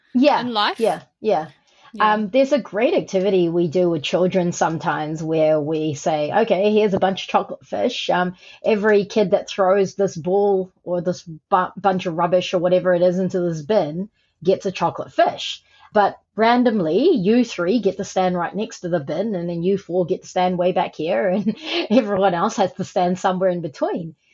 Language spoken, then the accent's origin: English; Auckland, New Zealand; also born or lived in Malaysia; I was born in Malaysia um, and I came to New Zealand, Aotearoa, when I was eight.